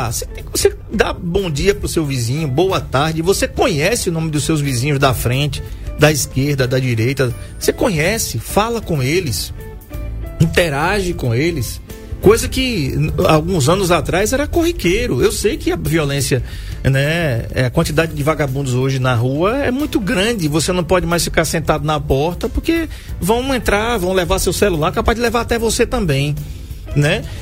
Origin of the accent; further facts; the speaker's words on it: Maceió, Alagoas, Brazil; quando eu nasci em Maceió, todo mundo sabe disso, eu ia para o, o, o, Trapichão assistir CSA e CRB de Milson Melo, com as duas torcidas juntas.